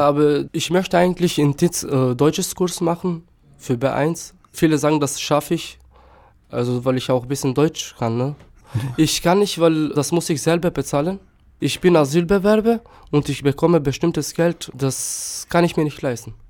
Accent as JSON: {"language": "German", "town": "Štip", "country": "North Macedonia", "tie": "born or raised there", "also_born_or_lived": "Germany", "first_language": "Turkish", "second_language": "German", "moved": "as an adult", "lives_now": "Chemnitz, Germany", "said": "Ich bin in Mazedonien geboren, in einem kleinen Stadt Stipp."}